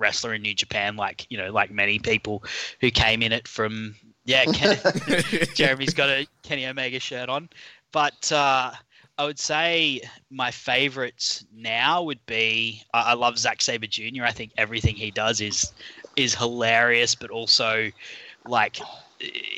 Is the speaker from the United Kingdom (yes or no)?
no; Australia; accent: Australian; For those of you who can't tell by my accent, I'm an Aussie